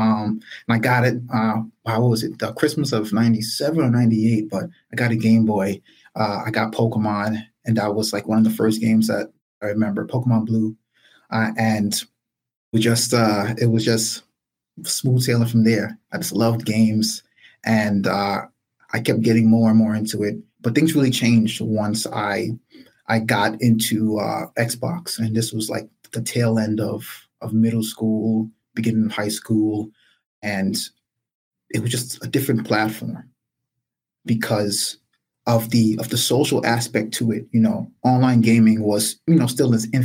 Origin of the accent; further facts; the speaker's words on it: New York City, New York, United States; also born or lived in Brooklyn, New York; Born and raised in the South Bronx. I'm in Brooklyn now